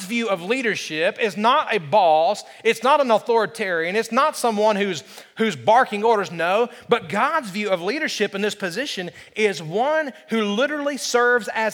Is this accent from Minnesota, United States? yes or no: no; Alabama, United States; I grew up in Alabama